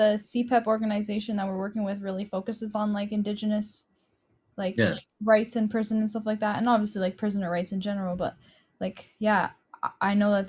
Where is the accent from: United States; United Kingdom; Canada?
Canada; Hamilton, Ontario; I'm from east side of Hamilton too, so I already know like people I'm from there, and I'm white